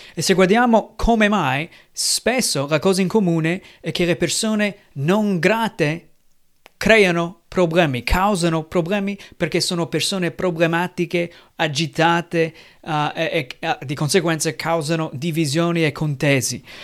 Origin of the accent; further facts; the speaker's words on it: United States; Italian is a second language; now in Italy; Io sono americano, anche noi qui in Italia con la mia famiglia abbiamo celebrato un po' il giorno di ringraziamento